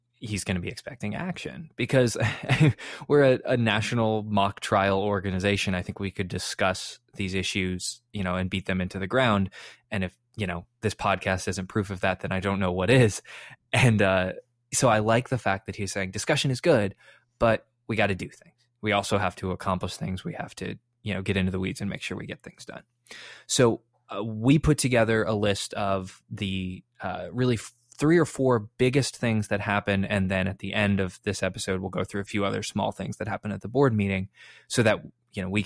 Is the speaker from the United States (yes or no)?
yes; Chicago, Illinois, United States; I was born in Chicago. My family's all from Chicago.